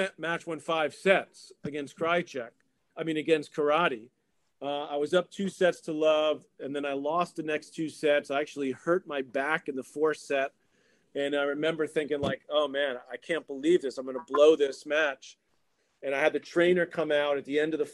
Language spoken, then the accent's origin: English; New York, United States; it's my hometown